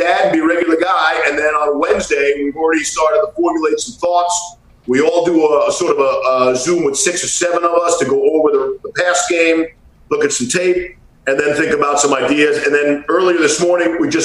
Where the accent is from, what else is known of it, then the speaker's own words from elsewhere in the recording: New York, United States; Growing up in New York and the Northeast